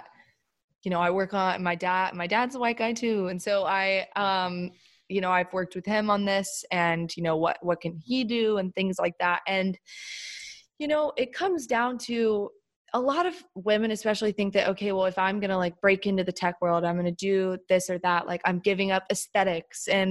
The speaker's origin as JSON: {"language": "English", "region": "the South", "country": "United States", "tie": "born or raised there", "also_born_or_lived": "Chapel Hill, North Carolina", "moved": "as an adult", "lives_now": "New York, United States", "said": "I grew up in the South."}